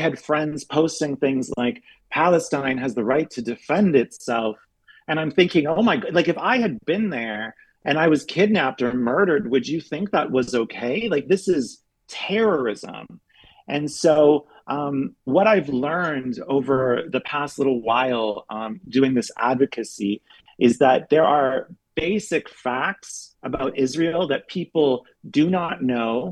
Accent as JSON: {"language": "English", "country": "Canada", "also_born_or_lived": "Berlin, Germany / Europe", "moved": "as an adult", "lives_now": "United States", "said": "I'm Canadian, but I've been living in Europe for the past 12 years"}